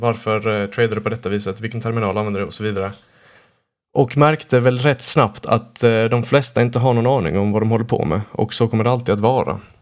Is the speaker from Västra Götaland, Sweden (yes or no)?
no; Blekinge, Sweden; jag födde på och uppvuxen här i Blekinge närmare bestämt